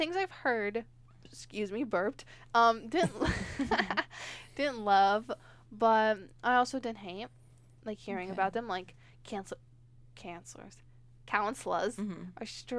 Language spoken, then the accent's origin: English; New York, United States; we're from New York, if you didn't know that, me and Pam.